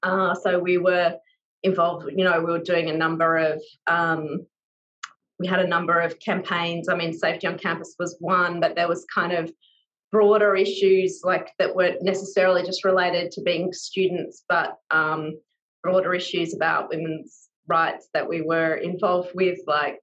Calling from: Victoria, Australia; I'm joining from Wurundjeri country and all the way diagonally down the other corner of Australia

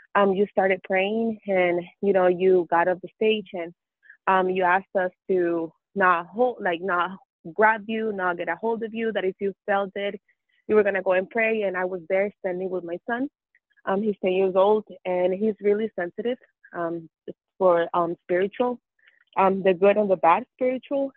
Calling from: Mesa, Arizona, United States; I'm calling you from Mesa, Arizona.

